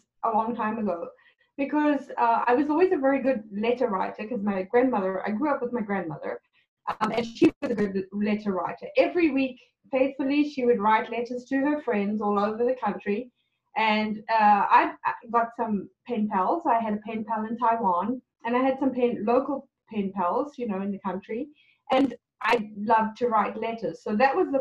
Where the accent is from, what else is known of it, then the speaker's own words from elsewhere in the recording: South Africa; moved away as an adult; now in Canada; I was born in South Africa, and in 1999, my husband and I immigrated to Canada